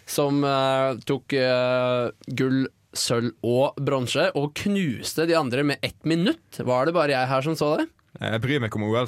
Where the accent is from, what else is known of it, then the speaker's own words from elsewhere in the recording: Lillehammer, Innlandet, Norway; men ja, jeg er fra Lillehammer.